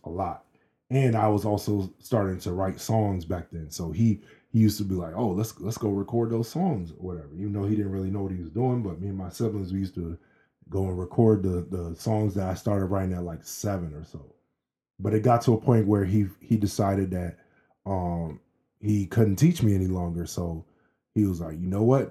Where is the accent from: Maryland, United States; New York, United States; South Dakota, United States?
Maryland, United States; also born or lived in Boston, Massachusetts; we moved to Maryland when I was five from Boston.